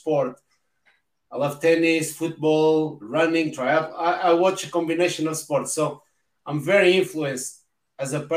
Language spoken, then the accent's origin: English; Portugal; English is a second language; moved away as an adult; now in United Kingdom; I'm Portuguese, living in the UK the past 20 years